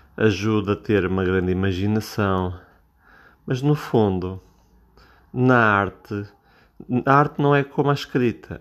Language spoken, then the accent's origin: Portuguese; Portugal; eu sou português, eu falo em português